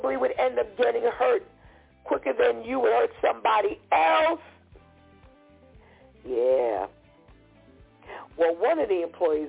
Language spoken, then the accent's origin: English; New York City, New York, United States; I'm from the Bronx